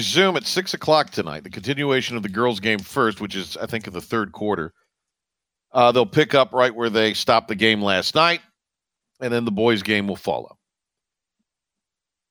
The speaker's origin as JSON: {"language": "English", "town": "Kinston", "region": "North Carolina", "country": "United States", "tie": "born or raised there", "said": "I grew up in Kinston."}